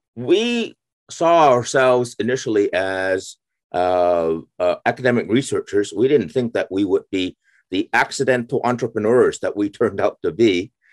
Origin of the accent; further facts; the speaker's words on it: San Francisco, California, United States; moved away as an adult; also born or lived in Pennsylvania / Arizona / Waterloo, Ontario; I I was raised in uh, uh, uh California. I, I grew up in San Francisco.